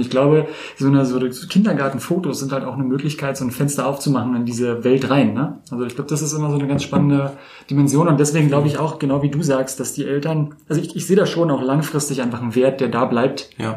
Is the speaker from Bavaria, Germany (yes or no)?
no; Berlin, Germany; ich bin ja auch gebürtiger Berliner